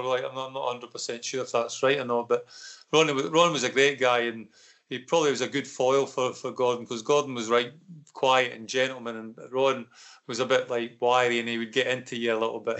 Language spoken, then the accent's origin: English; Falkirk, Scotland, United Kingdom; It was my hometown club